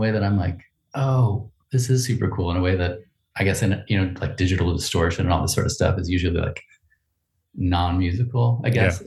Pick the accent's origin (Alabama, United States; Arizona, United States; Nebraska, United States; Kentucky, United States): Nebraska, United States; Omaha; now in Portland, United States; I grew up in Nebraska